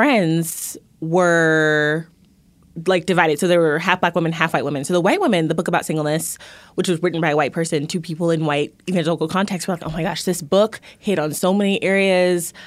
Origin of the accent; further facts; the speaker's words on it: Houston, Texas, United States; moved away as an adult; now in Mississippi, United States; I grew up in the suburbs in Houston